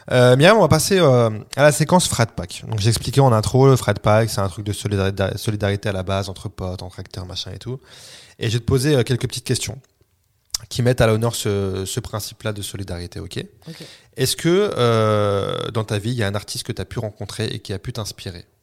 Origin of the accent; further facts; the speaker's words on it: Réunion; je suis réunionnais, moi.